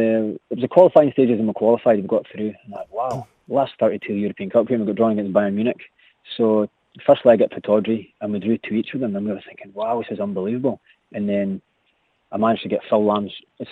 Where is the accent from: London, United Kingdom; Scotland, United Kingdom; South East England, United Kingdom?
Scotland, United Kingdom; Aberdeen; I was born in Aberdeen, so I used to go to Pittodrie as a young kid watching all the games.